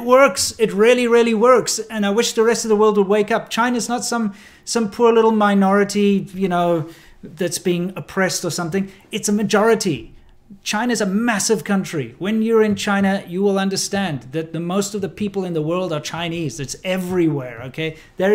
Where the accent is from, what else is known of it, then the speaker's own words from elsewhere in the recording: South Africa; now in Long Beach, United States; I'm South African. I came from the racist capital of the world